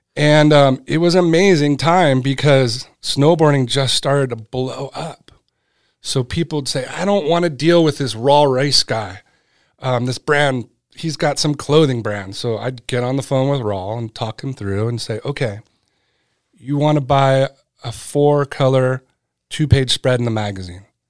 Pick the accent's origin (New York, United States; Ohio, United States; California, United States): California, United States; Southern; born or raised there; also born or lived in Connecticut